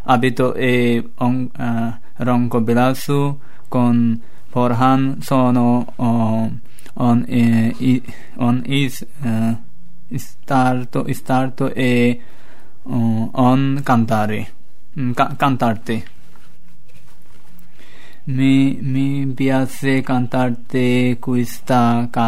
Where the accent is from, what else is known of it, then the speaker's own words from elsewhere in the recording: Bangladesh; Italian is a second language; now in Italy; vengo dal Bangladesh. Ho 19 anni e sono arrivato.